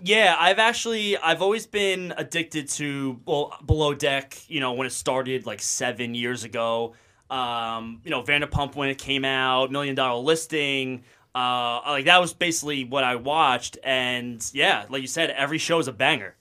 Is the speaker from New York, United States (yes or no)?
yes; Sayville, New York, United States; also born or lived in Virginia; I'm from Long Island, New York, South Shore, a little small town called Sable